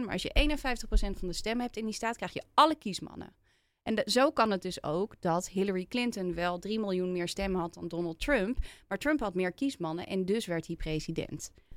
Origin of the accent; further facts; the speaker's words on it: Netherlands; also born or lived in Philadelphia, United States / Los Angeles, United States; Want wij Nederlanders vinden altijd overal iets